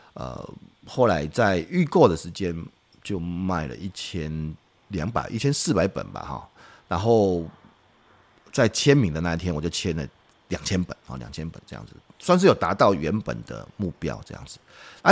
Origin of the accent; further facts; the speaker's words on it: Taiwan; 我觉得我们台湾人都是很， 很好心的